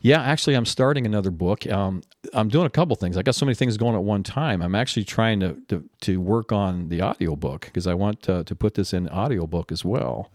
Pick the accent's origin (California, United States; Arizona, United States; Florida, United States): Arizona, United States; Tempe; moved away as an adult; also born or lived in Canton, Ohio / Grand Forks, North Dakota / Lubbock, Texas; we actually moved to Tempe, Arizona when I was six years old, and, and that's where I grew up